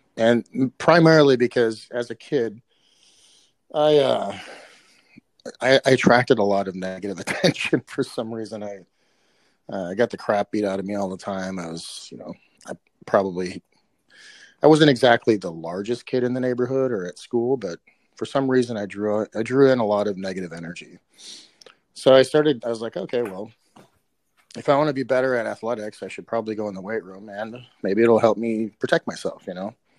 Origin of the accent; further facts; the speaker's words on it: Minneapolis, Minnesota, United States; I grew up in South Minneapolis, Minnesota